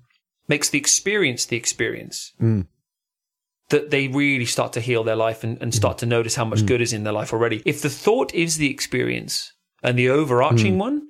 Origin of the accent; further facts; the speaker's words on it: Devon, South West England, United Kingdom; moved away; also born or lived in London; And I'm from Devon originally.